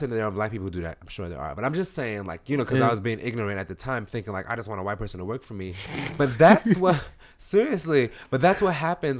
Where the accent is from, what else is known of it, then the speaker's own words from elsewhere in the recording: East Coast, United States; because we grew up on the East Coast. I'm not a West Coaster